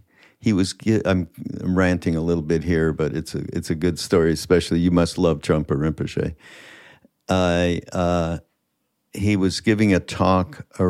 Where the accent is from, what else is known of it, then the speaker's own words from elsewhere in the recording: Montreal, Quebec, Canada; I'm from Montreal